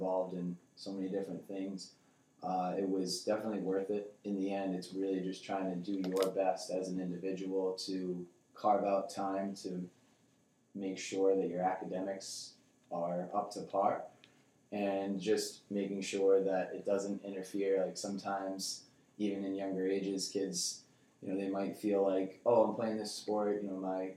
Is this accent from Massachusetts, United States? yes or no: yes; North Andover, Massachusetts, United States; we moved here the summer of 2002, so I was entering the third grade. So that's where I started. I went to Atkinson Elementary School, moved up to North Andover Middle School, on to the high school